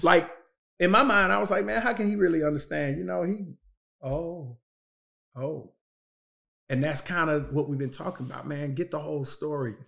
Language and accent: English; United States; We live in a country